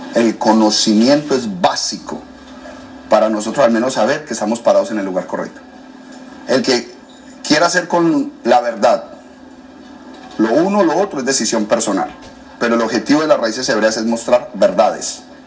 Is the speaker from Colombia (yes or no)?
yes; Colombia; moved away as an adult; now in United States; soy colombiano.